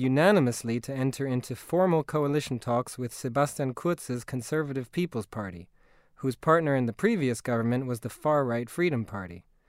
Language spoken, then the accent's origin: English; Austria; moved away; my home country of Austria.